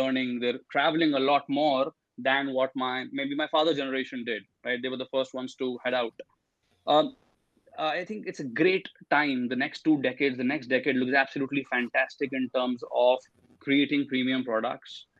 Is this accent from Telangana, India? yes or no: no; Delhi, India; also born or lived in Manchester; I'm from Delhi, India, and uh, I did my undergrad in economics from here.